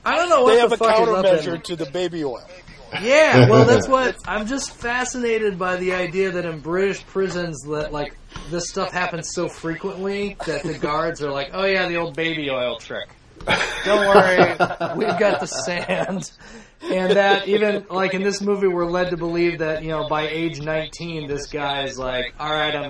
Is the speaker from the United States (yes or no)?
yes; United States; as an American